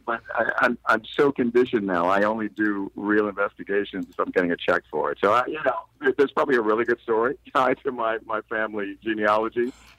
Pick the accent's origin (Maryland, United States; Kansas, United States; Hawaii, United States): Maryland, United States; Baltimore; but I grew up in Baltimore, so, you know.